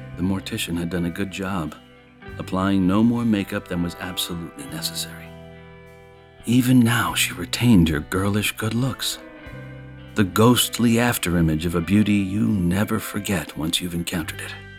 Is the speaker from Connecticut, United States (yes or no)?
yes; Watertown, Connecticut, United States; I grew up in Watertown, Connecticut, the same town Mister Tessier hails from